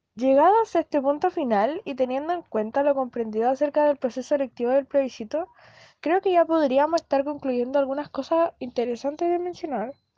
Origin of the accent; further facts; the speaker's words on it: Chile; como chilenos